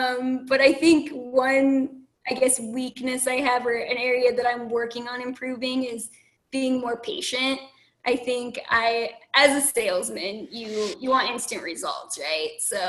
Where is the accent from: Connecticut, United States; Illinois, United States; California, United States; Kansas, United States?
California, United States; also born or lived in Pennsylvania / Nevada / Texas; You know, I've lived in Pennsylvania, I've lived in Nevada, I've lived in Texas, I'm from California.